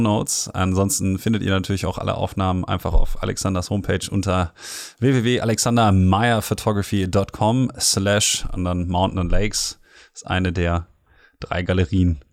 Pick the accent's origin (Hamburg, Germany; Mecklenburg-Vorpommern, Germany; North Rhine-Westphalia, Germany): North Rhine-Westphalia, Germany; Ruhr area; ich komme ja aus dem Ruhrgebiet